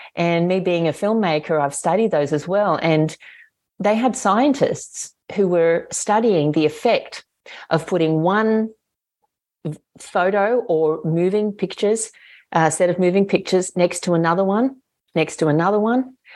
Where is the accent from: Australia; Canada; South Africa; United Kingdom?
Australia; I'm an Australian citizen